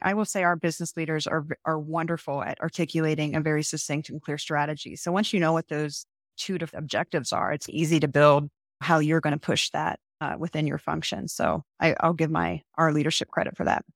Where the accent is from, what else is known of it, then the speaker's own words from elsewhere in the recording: Marietta, Ohio, United States; my hometown and my, where I got my bachelor's degree, married at college